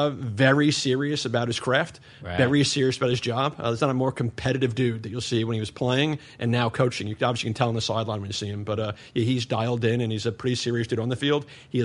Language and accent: English; New York, United States; born or raised there; moved away as an adult; now in Nashville, United States